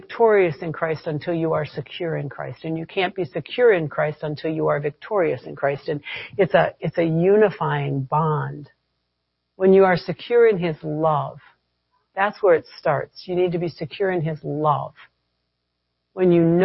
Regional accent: United States; I'm an American

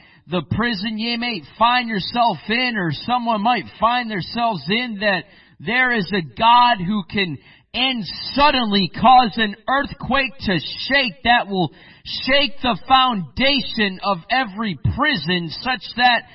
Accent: Michigan, United States; moved away as an adult; now in Spain; I grew up also in the Midwest. I grew up in Michigan

